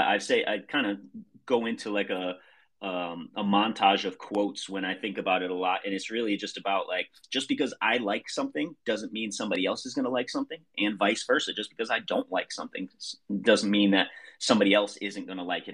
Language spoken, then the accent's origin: English; Middletown, Connecticut, United States; I'm from Middletown, Connecticut.